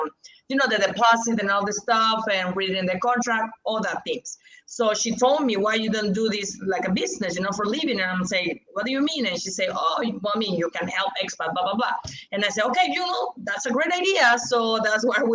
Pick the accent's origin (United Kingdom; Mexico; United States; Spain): Mexico; English is a second language; here in Mexico, we need to sign contracts in Spanish